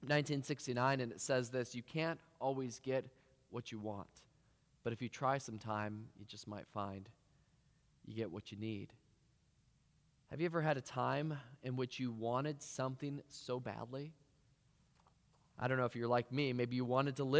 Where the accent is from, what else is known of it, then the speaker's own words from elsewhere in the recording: Cedar Rapids, Iowa, United States; moved away; I'm originally from Cedar Rapids